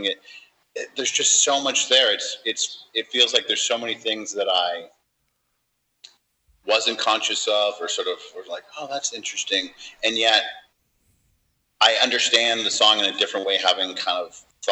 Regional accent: San Diego, California, United States; I'm from San Diego

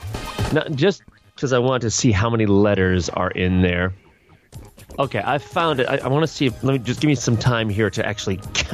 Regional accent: United States; I'm an American.

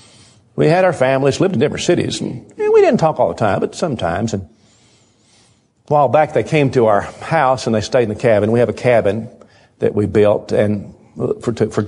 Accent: the South, United States; We're from the South

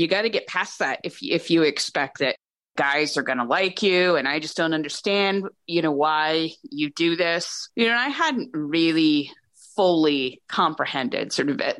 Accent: New Hampshire, United States; I grew up in New Hampshire

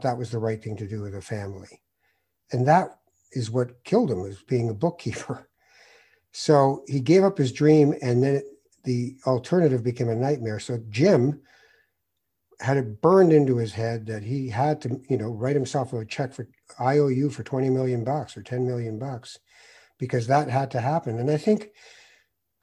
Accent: Tangier, Tanger-Tetouan-Al Hoceima, Morocco; moved away; I'm a Moroccan. I was born in Tangiers

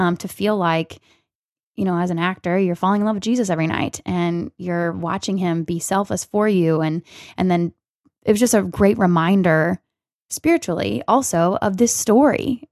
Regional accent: Missouri, United States; moved away as an adult; also born or lived in Texas; my home state, Missouri

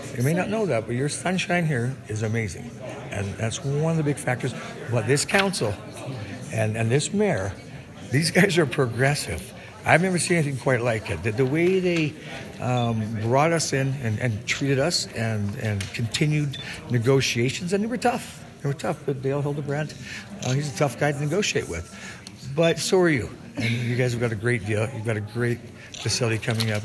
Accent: Edmonton, Alberta, Canada; We are Albertans. I'm an Albertan, born and raised in Edmonton, Alberta

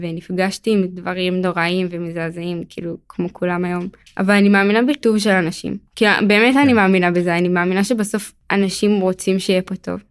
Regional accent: Beit Shemesh, Jerusalem District, Israel; אני מבית שמש, אני אחות לחמישה אחים.

